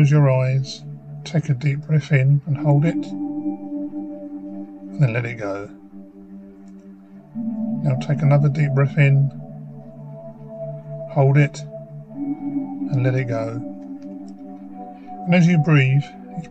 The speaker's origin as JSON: {"language": "English", "town": "Faversham", "region": "South East England", "country": "United Kingdom", "tie": "born or raised there", "said": "I now work for my hometown in Faversham, Kent"}